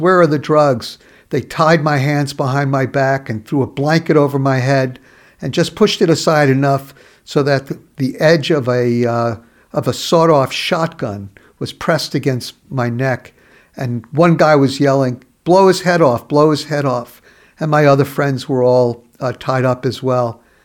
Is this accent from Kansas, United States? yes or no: no; New York City, New York, United States; also born or lived in Brooklyn; I was born in Brooklyn, raised in the borough of Queens in New York City.